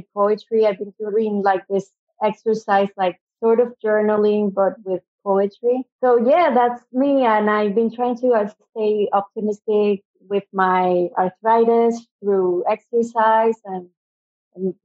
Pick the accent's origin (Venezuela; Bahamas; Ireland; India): Venezuela; first language Spanish; English is a second language; moved away as an adult; also born or lived in Adelaide, Australia / United States; now in Sydney, Australia; I'm originally from Venezuela, so in South America. So I speak Spanish.